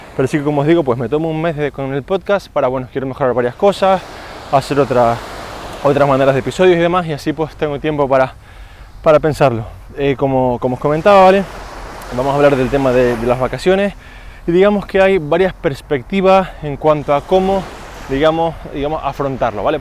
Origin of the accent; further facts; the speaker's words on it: Spain; como español no hago siesta, estoy un poco yendo en contra de los cánones del país